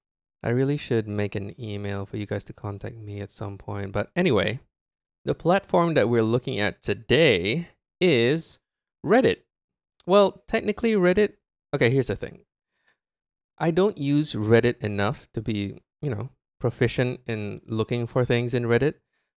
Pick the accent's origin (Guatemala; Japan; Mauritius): Japan; My family goes on a yearly trip to my home country, Japan. We have relatives there.